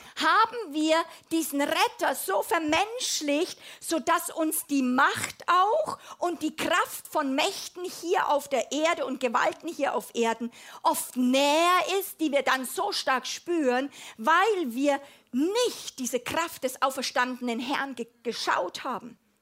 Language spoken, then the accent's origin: German; Germany; als Europäerin, als Deutsche